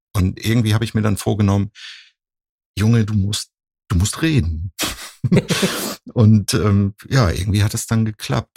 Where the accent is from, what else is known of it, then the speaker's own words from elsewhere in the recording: Husum, Schleswig-Holstein, Germany; now in Cologne, Germany; ich komme ja ursprünglich aus Nordfriesland, aus Husum